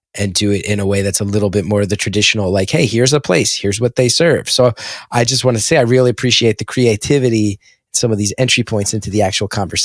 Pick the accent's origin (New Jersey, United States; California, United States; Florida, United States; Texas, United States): New Jersey, United States; Essex County; Growing up in Essex County, I've never heard of a Panzerotti